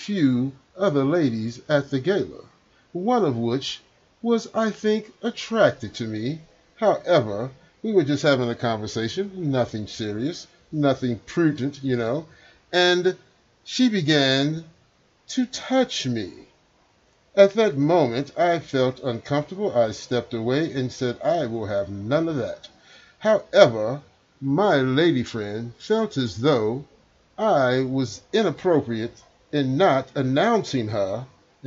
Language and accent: English; Connecticut, United States; I'm from Connecticut